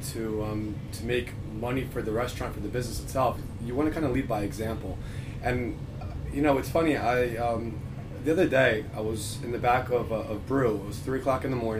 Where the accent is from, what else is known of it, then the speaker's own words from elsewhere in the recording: Philadelphia, Pennsylvania, United States; From Northeast Philadelphia originally.